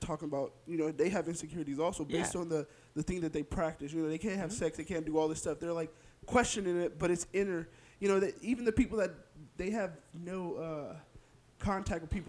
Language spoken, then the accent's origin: English; Fresno, California, United States; also born or lived in Clovis, California; We moved from the west side of Fresno all the way to Clovis, rich boy side.